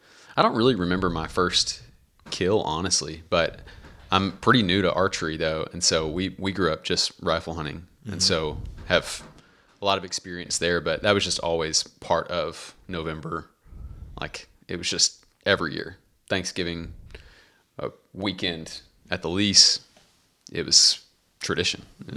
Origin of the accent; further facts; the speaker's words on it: Greenville, Texas, United States; Originally from Greenville.